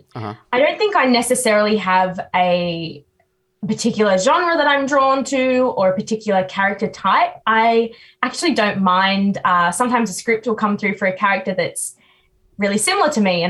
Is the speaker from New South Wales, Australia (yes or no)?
yes; New South Wales, Australia; I'm from New South Wales.